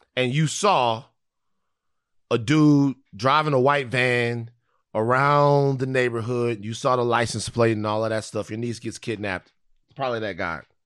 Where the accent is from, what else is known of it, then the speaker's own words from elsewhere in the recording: Baton Rouge, Louisiana, United States; I'm from South Baton Rouge